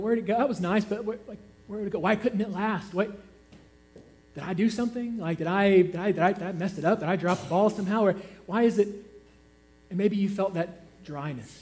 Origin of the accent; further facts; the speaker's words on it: Georgia, United States; I'm from Georgia. We have a lot of mountains there.